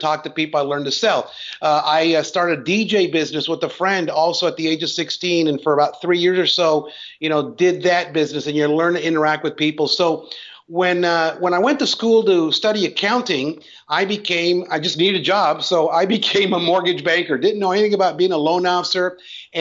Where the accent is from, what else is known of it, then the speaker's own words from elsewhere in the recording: Los Angeles, California, United States; I was born and raised in Los Angeles.